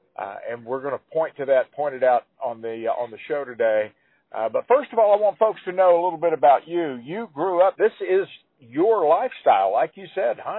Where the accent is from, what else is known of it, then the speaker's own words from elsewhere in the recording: West Texas, United States; I grew up in West Texas.